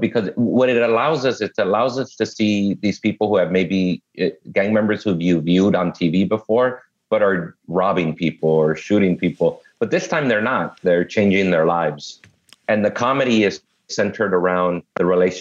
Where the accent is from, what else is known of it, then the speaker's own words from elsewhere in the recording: Los Angeles, California, United States; I was born and raised here in L.A. I grew up in South Central Los Angeles and Inglewood.